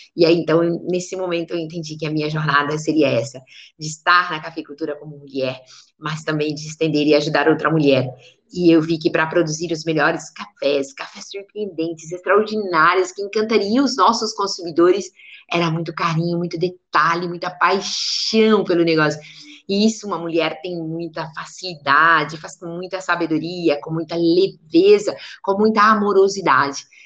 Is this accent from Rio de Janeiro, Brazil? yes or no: no; Areado, Minas Gerais, Brazil; aqui onde eu nasci, aqui em Areado